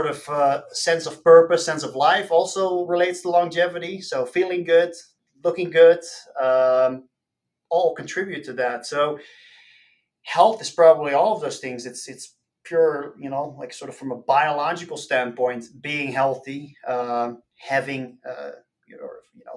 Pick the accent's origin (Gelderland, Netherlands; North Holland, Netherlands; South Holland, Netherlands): South Holland, Netherlands; outside Rotterdam; moved away as an adult; Born and raised in the Netherlands. I grew up outside of Rotterdam, which is a major port city